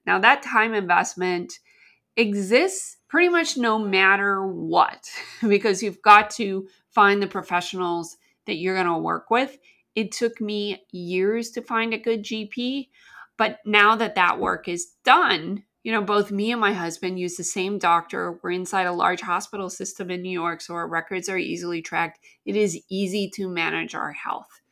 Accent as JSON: {"language": "English", "country": "Canada", "tie": "born or raised there", "moved": "yes", "lives_now": "United States", "said": "I grew up in Canada"}